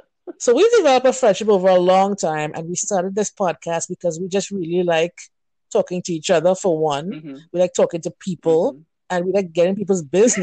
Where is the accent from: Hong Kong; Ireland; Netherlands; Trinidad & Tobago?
Trinidad & Tobago; moved away as an adult; also born or lived in South Carolina; now in New York, United States; Well, we're both originally from Trinidad and Tobago. I moved here maybe from 2012. I lived in South Carolina for a while, then moved to New York.